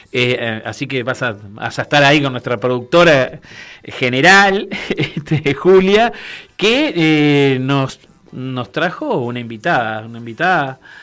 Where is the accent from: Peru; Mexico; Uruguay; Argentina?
Uruguay; yo soy de Uruguay